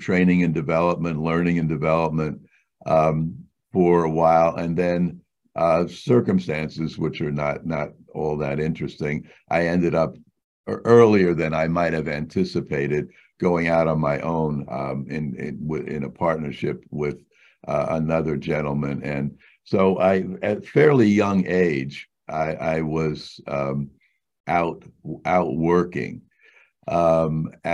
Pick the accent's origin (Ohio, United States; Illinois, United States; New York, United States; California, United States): New York, United States; New York City; I grew up in New York City, basically a street kid